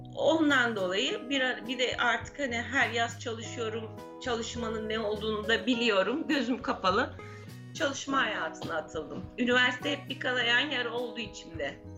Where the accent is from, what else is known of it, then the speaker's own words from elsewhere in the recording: İzmir, Turkey; Babam emekli olasıya kadar Kadife Kalede kirada oturuyorduk. Babam emekli olduktan sonra Gazi Emir'e taşındık.